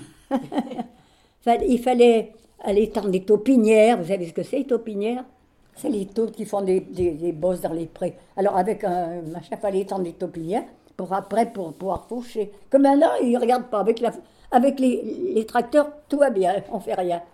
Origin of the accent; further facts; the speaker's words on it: Champagnat, Ain, Auvergne-Rhône-Alpes, France; moved away as an adult; now in Lyon, France; je suis née à Champagnat-Belromay, dans l'Ain